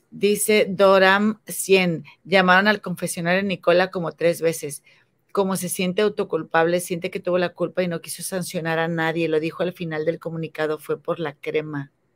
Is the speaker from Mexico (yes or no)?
yes; Mexico; moved away; Yo, tú sabes que vivo en, otro país por otras circunstancias, pero yo amo México y yo quiero regresar a México y, o sea, esta es mi tierra